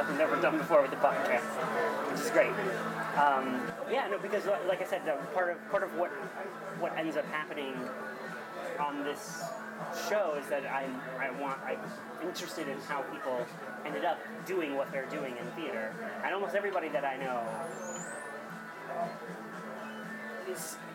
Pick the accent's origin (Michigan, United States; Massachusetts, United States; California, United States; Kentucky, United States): Michigan, United States; I'm from Michigan.